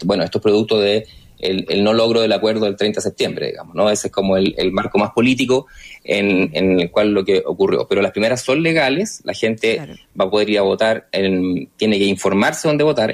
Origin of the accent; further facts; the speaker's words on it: Rancagua, O'Higgins, Chile; moved away as an adult; also born or lived in Concepción, Chile; now in Santiago, Chile; yo de origen soy de Rancagua